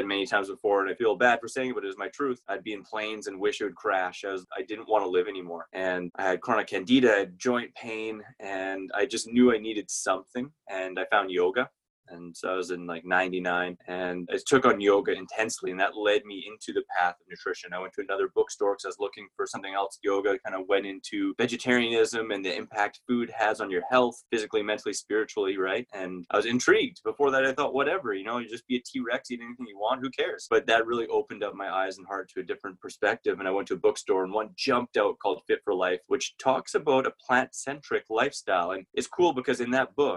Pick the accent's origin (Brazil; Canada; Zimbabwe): Canada; Saskatoon, Saskatchewan; I'm from Saskatoon, Saskatchewan, Canada